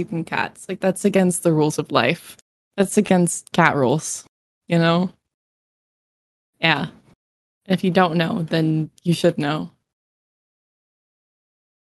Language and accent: English; New England, United States; I was born and raised in New England